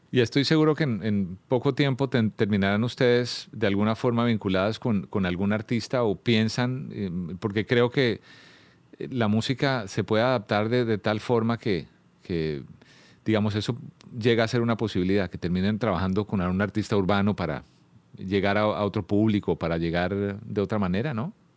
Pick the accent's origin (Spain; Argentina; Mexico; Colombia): Colombia; siendo como, como colombiano